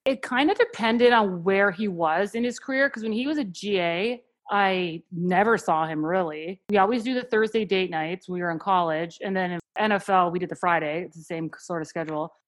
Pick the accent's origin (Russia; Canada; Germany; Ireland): Canada; moved away as an adult; also born or lived in Philadelphia; now in United States; I'm actually from Canada, and we met in Philadelphia